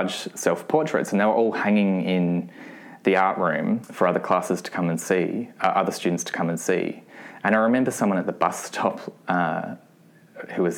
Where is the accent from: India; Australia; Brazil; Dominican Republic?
Australia; Adelaide, South Australia; I was born in Adelaide and I grew up in a suburb called Flagstaff Hill, which was about an hour out of the city